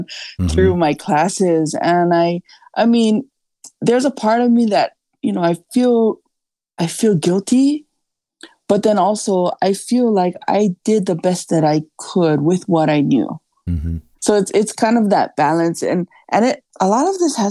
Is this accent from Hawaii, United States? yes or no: yes; Kauai, Hawaii, United States; my hometown on Kauai